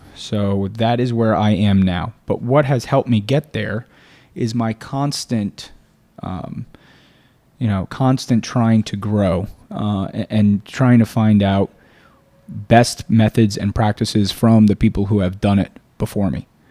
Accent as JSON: {"language": "English", "region": "South Florida", "country": "United States", "tie": "born or raised there", "also_born_or_lived": "Boca Raton / Weston / Fort Lauderdale / Tallahassee", "said": "I was born and raised in South Florida"}